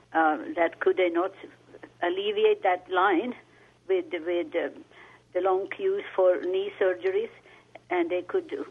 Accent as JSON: {"language": "English", "country": "Finland", "moved": "yes", "lives_now": "Pasadena, United States", "said": "I'm from Finland, and I go to Finland every year."}